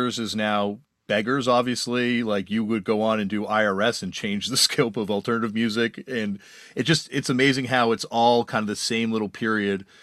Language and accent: English; Toronto, Ontario, Canada; I'm from Toronto